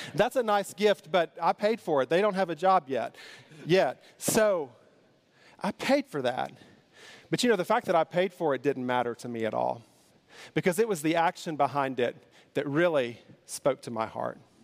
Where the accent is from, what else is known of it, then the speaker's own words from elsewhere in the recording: Kentucky, United States; I'm from Kentucky